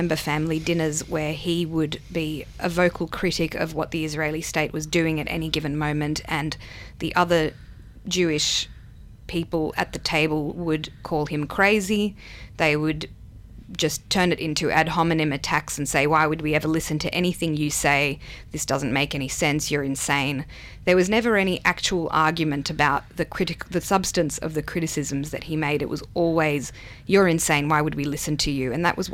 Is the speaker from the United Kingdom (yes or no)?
no; Sydney, New South Wales, Australia; first language Hebrew; English is a second language; now in Melbourne, Australia; I was born in Sydney, Australia, because that was the choice they made. And they spoke Hebrew to me at home, and then I obviously learned English at school